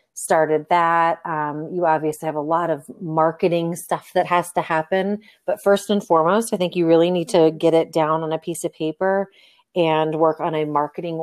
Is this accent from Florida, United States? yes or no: yes; Florida, United States; moved away as an adult; now in Nevada, United States; I'm from Florida. I was there for about 38 years and then moved out here to Nevada